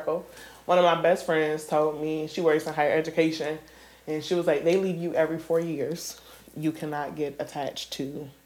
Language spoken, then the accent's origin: English; Akron, Ohio, United States; now in Charlotte, United States; I am from Akron as well.